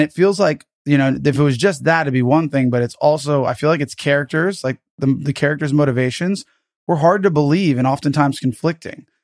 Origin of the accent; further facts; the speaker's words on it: United States; I'm American